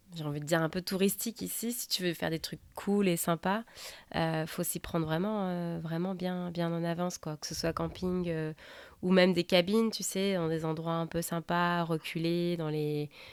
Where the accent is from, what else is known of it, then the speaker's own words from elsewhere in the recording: France; moved away as an adult; now in Seattle, United States; je suis française et je vous parle depuis Seattle.